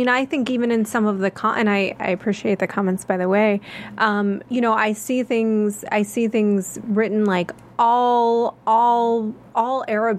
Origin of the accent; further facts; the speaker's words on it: United States; I said, yeah, I'm American.